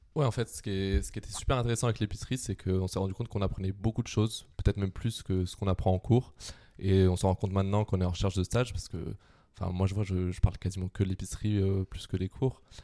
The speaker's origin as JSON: {"language": "French", "town": "Quimper", "region": "Brittany", "country": "France", "moved": "as an adult", "said": "je viens de Quimper, donc en Bretagne"}